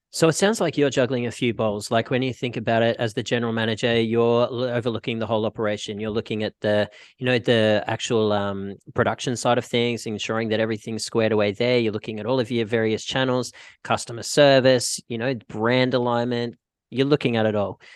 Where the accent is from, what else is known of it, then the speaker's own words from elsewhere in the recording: Australia; moved away as an adult; now in Vancouver, Canada; I'm Australian and I was living in Australia